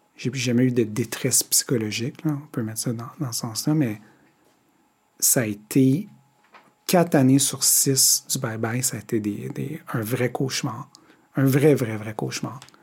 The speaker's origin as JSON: {"language": "French", "town": "Montreal", "region": "Quebec", "country": "Canada", "tie": "born or raised there", "said": "je suis un des rares qui vient de Montréal, Montréal. J'ai grandi au centre-ville."}